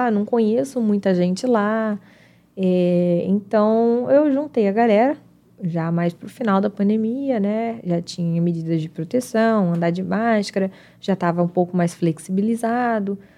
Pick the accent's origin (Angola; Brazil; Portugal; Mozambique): Brazil; João Pessoa, Paraíba; born there; como eu nasci em João Pessoa, eu conheço a praia de nudismo em João Pessoa.